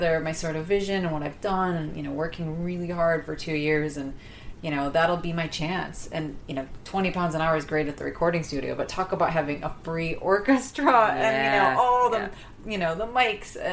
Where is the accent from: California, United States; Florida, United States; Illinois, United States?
Illinois, United States; Chicago; moved away as an adult; now in London, United Kingdom; I'm from Chicago